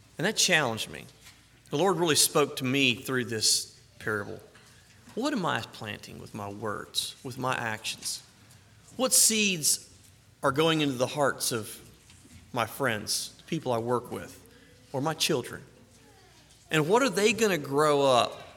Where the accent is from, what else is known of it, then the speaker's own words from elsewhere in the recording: the South, United States; I'm from the South